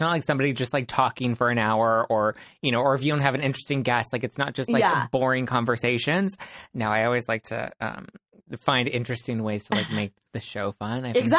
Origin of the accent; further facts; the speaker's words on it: Los Angeles, California, United States; I grew up in Los Angeles